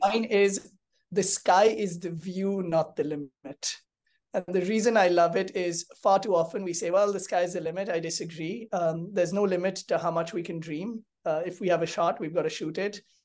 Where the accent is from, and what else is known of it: India